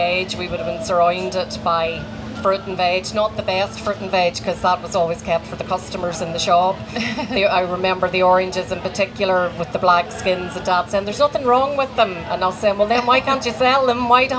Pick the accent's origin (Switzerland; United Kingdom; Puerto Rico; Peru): United Kingdom; Ballymena, Northern Ireland; moved away as an adult; also born or lived in West Limerick, Ireland; now in Newcastle West, Ireland; I'm from Northern Ireland.